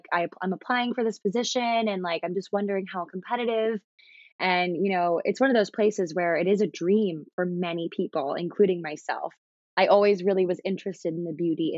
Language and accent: English; Maryland, United States; moved away as an adult; also born or lived in North Carolina; now in New York City, United States; I've lived in Maryland my whole life